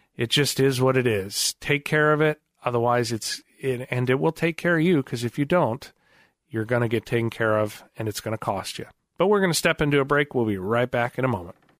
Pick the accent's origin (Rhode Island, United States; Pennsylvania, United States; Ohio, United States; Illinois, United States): Illinois, United States; outside of the Chicagoland area; now in Springfield, United States; We grew up outside of the Chicagoland area for a good part of my childhood.